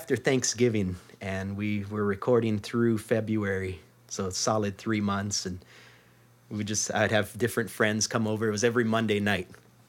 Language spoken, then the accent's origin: English; Maui, Hawaii, United States; moved away as an adult; now in Seattle, United States; I'm from Maui.